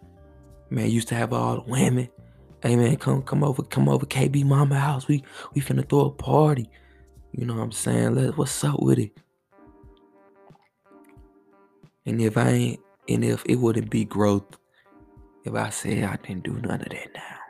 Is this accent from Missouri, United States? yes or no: yes; St. Louis, Missouri, United States; I'm from St. Louis